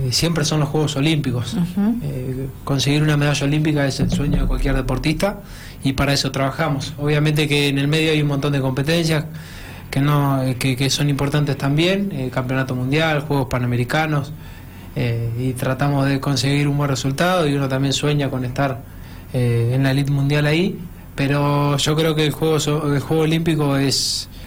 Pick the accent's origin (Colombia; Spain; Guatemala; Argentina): Argentina; La Barriga, Buenos Aires Province; Yo soy de La Barriga, provincia de Buenos Aires.